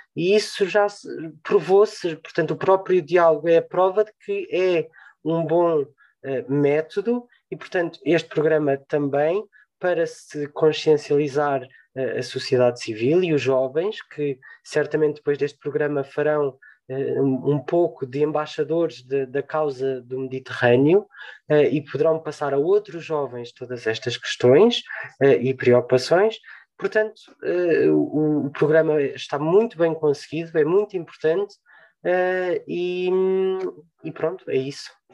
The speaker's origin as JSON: {"language": "Portuguese", "country": "Portugal", "said": "acima de tudo somos portugueses"}